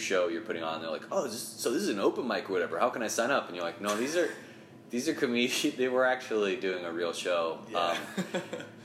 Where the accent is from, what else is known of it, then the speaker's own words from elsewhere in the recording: Ohio, United States; moved away as an adult; also born or lived in China / Japan; now in New York City, United States; So I grew up in Ohio, went to Ohio State